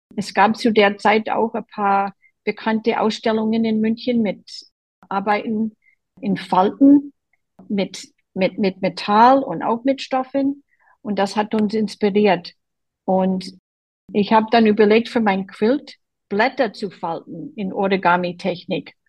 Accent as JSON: {"language": "German", "town": "Boston", "region": "Massachusetts", "country": "United States", "second_language": "German", "moved": "yes", "lives_now": "Germany", "said": "Ich komme aus Boston an der Ostküste der USA"}